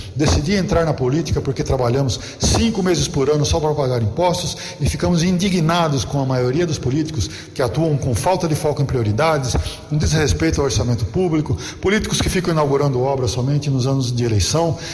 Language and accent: Portuguese; Americana, São Paulo, Brazil; sou de Americana, onde estudei no Kennedy, Heitor Penteado, no Polivalente